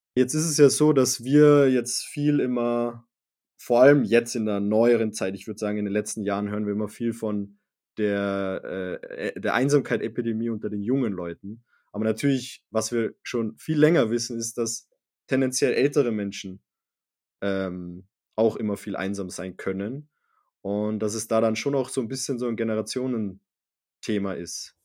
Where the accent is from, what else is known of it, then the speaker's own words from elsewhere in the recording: Salzburg, Austria; wir, wir, wir sind in Salzburg aufgewachsen